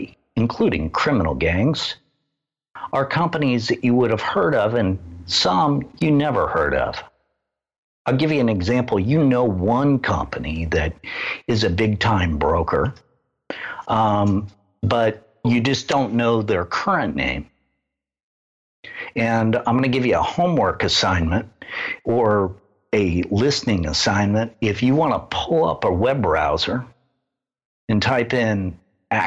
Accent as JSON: {"language": "English", "region": "Midwest", "country": "United States", "tie": "born or raised there", "said": "I grew up in the Midwest, in the middle of the Bible Belt"}